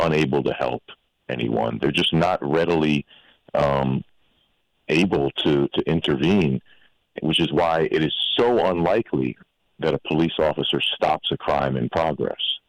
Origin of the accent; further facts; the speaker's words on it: New York City, New York, United States; as a New Yorker